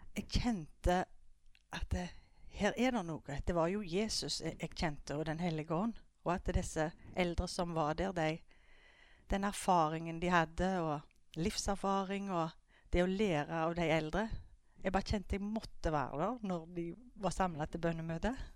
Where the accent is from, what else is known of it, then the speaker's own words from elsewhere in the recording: Skudeneshavn, Rogaland, Norway; jeg er oppvokst i Skudeneshavn